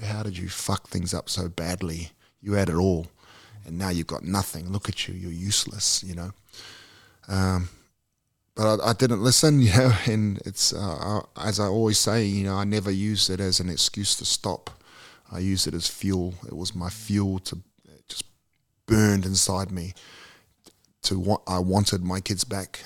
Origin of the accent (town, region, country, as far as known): New Zealand; born or raised there; also born or lived in Australia